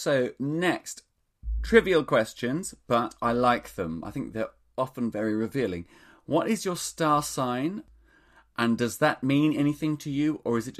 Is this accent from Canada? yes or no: no; Australia; Well, I grew up in Australia.